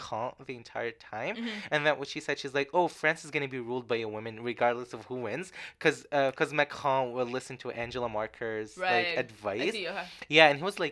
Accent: Libya; moved away; I grew up in Libya.

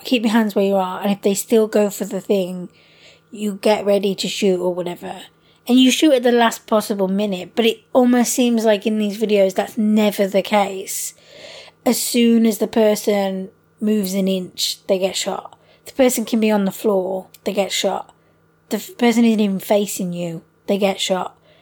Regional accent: United Kingdom; us being British

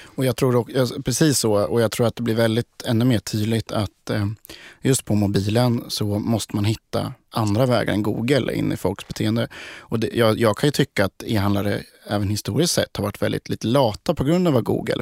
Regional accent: Sweden; vi i Sverige

